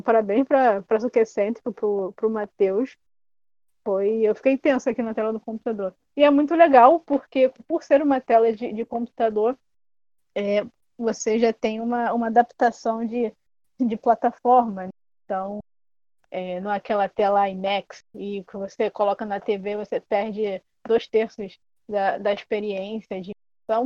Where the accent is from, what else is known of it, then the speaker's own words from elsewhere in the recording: Brazil; a nossa identidade como brasileiro